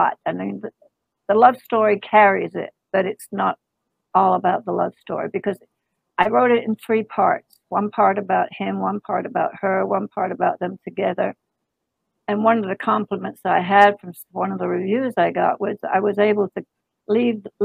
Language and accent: English; England, United Kingdom; moved away; I was born and raised in England